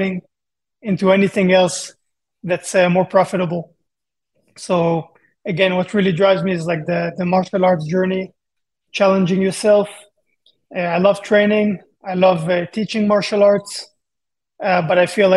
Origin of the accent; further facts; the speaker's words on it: Israel; moved away as an adult; also born or lived in Japan; now in Las Vegas, United States; I'm from Israel